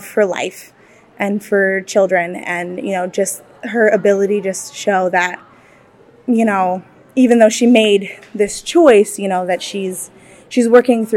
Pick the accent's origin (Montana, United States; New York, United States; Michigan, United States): Montana, United States; Bozeman; I'm from Bozeman, Montana